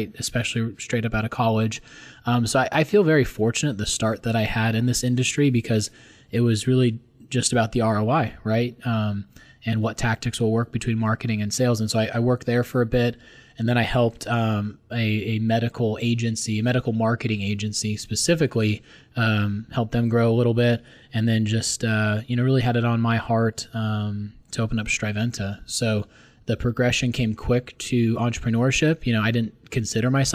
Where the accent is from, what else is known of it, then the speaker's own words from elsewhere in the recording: Glendale, Arizona, United States; also born or lived in Peoria, Arizona; born and raised in Glendale, Arizona